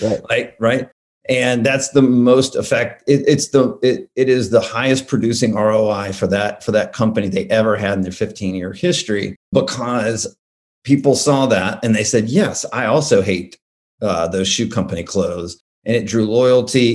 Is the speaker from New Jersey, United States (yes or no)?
no; Alabama, United States; I grew up in Alabama